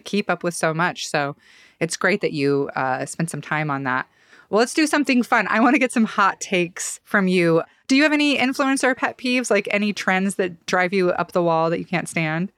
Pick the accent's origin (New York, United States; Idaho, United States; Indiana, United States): Idaho, United States; Boise; I grew up in Boise, West Boise